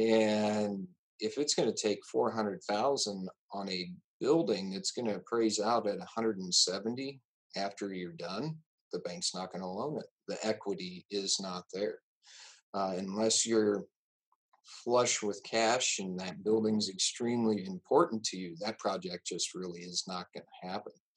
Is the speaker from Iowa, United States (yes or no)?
yes; Exira, Iowa, United States; also born or lived in Hamlin, Iowa; now in Jefferson, United States; we moved to Exira, which was just to the south of there and that's where I was born and raised. Um, grew up on a farm just two miles outside of Exira